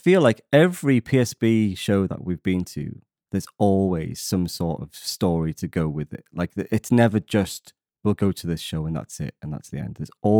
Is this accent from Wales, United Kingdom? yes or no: yes; Wales, United Kingdom; the fact that they were headlining Focus Wales, 20 minutes from my hometown, it was a no-brainer.